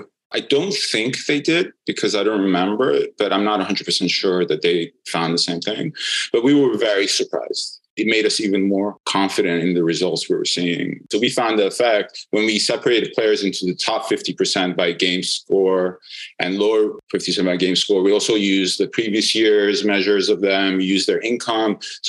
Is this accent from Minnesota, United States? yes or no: no; New York, United States; I'm a Knicks fan, and I'm a New Yorker as well.